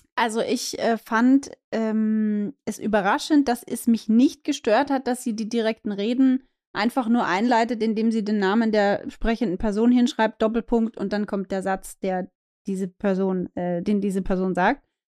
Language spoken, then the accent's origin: German; Austria; für mich als Österreicherin